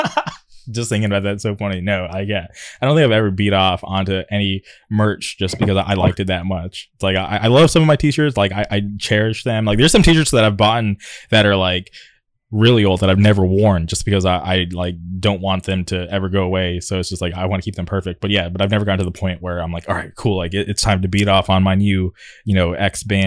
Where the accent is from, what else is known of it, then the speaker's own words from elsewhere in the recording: Southern California, United States; I'm from Southern California